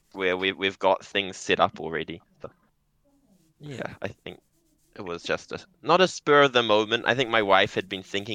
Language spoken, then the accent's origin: English; New Zealand; now in Japan; I'm from New Zealand.